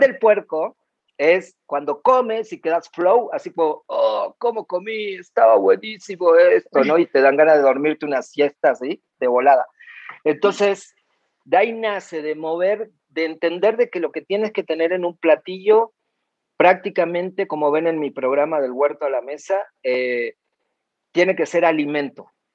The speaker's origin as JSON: {"language": "Spanish", "town": "Cinco Saltos", "region": "Río Negro", "country": "Argentina", "tie": "born or raised there", "moved": "yes", "said": "nací en la Patagonia Argentina y fueron mis comienzos ahí en el sur, en el Alto Valle Río Negro, Neuquén, en Cinco Saltos"}